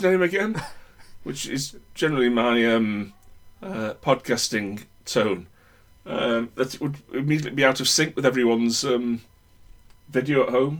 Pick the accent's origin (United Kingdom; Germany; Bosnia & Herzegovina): United Kingdom; I'm British.